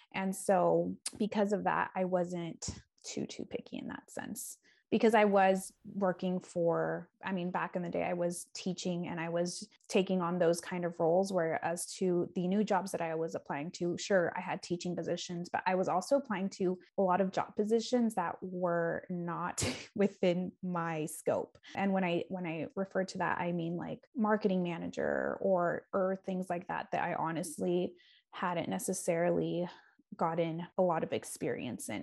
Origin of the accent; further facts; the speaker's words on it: San Diego, California, United States; moved away as an adult; also born or lived in Bay Area, California; now in Milwaukee, United States; I am from San Diego, California.